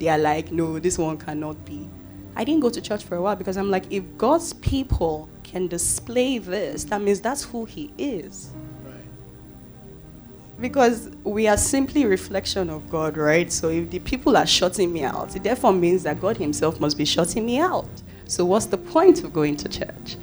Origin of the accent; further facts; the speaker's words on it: Warri, Delta, Nigeria; English is a second language; my hometown, Warri Delta State